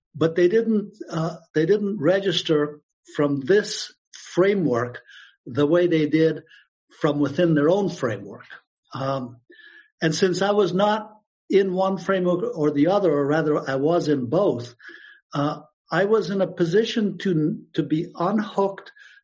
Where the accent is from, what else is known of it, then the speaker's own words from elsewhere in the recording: Afghanistan; born there; you know, I was born in Afghanistan. My mother was the first American woman to marry an Afghan and go live there.